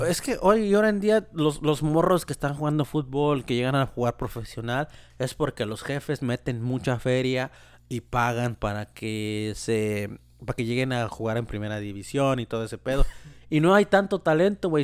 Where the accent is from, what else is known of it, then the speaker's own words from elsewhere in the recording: Mexico; moved away; yo soy mexicano